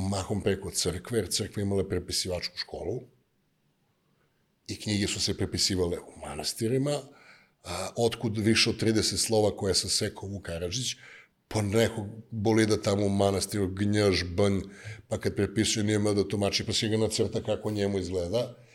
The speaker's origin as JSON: {"language": "Croatian", "town": "Niš", "region": "Nišava District", "country": "Serbia", "also_born_or_lived": "United States", "accent": "Niš / southern (južnjački)", "lives_now": "Niš, Serbia", "said": "ne preteram e, sa onim niškim, znaš, onako, soft content dajem, ali kad me neko nervira, ne, znaš, mislim, kaže, ti si, e, kad pričaš južnjački, ti si nepismen, molim? To je moj akcent, ja tako pričam."}